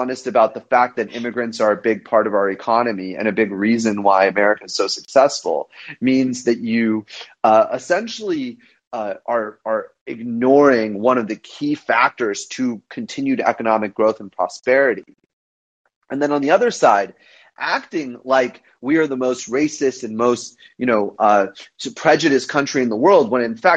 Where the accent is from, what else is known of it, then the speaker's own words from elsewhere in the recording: United States; even in India, I felt like an outsider being an Indian American